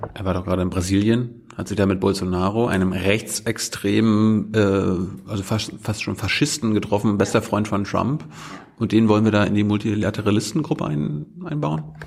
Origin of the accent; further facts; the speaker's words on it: Germany; als Deutscher